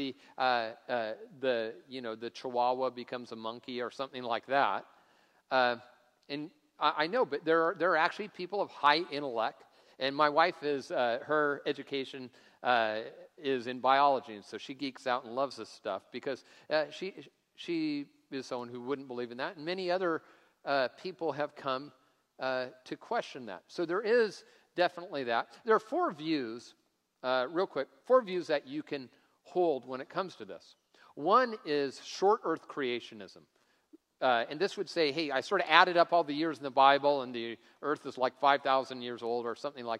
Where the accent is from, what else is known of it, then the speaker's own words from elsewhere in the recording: Tacoma, Washington, United States; I grew up in Tacoma driving old junky cars